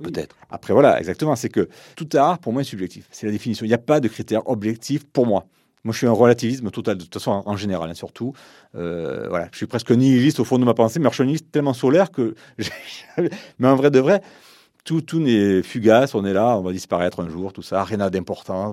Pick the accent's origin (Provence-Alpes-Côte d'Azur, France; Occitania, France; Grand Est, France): Occitania, France; Montpellier; j'étais de Montpellier, je connaissais personne.